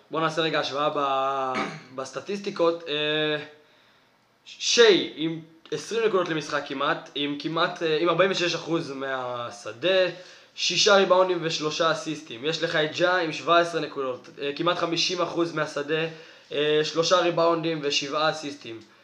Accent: Israel; אני ישראלי

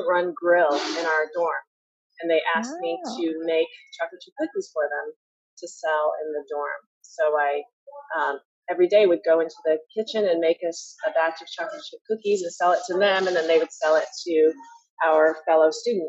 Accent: Texas, United States; also born or lived in Tulsa, Oklahoma; now in Boston, United States; I grew up in Texas and in Tulsa. My parents are from Taiwan

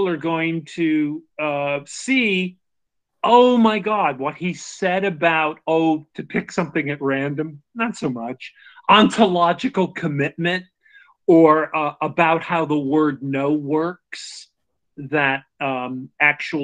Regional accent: United States; I'm saying American probably because that's what I am

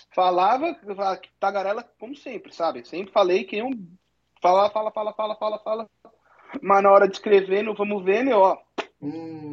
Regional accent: Santo André, São Paulo, Brazil; also born or lived in Nebraska, United States; now in Michigan, United States; eu sou de Santo André, estado de São Paulo

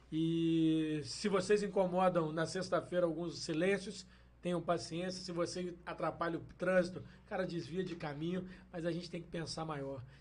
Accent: Valença, Brazil; Eu sou suspeito para falar, porque eu sou nascido e criado na Aparecida, um bairro periférico de Valença

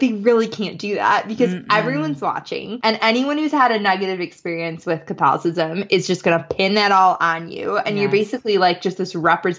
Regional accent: Madison, Wisconsin, United States; born or raised there

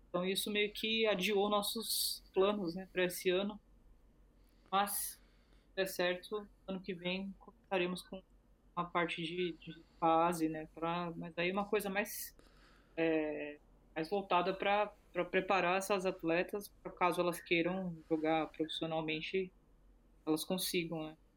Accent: Brazil; eu sou do Brasil

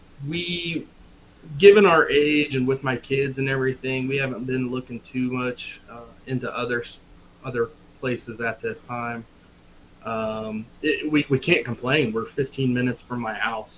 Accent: Shelby County, Indiana, United States; I'm from Shelby County, back Brett's homeland, born and raised

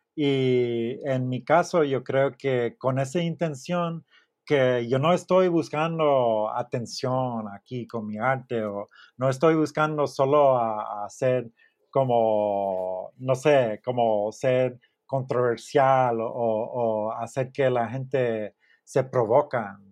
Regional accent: Miami, Florida, United States; Spanish is a second language; moved away as an adult; also born or lived in Austin, Texas / Houston, Texas; now in Mexico; yo soy de Miami

